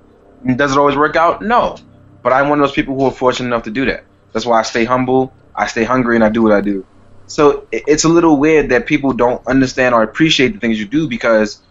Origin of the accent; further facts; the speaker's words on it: New York City, New York, United States; being a New Yorker, we have New York life